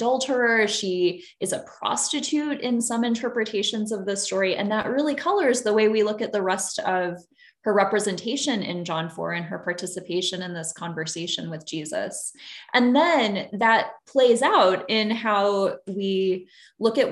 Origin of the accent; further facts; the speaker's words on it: Illinois, United States; moved away as an adult; now in Santa Barbara, United States; I grew up in Illinois